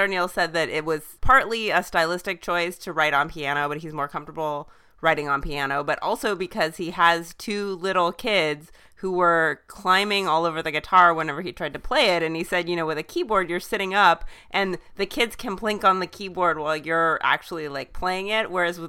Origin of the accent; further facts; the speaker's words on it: Southern California, United States; And I also am from Southern California, and he's a few years older than me, but not much.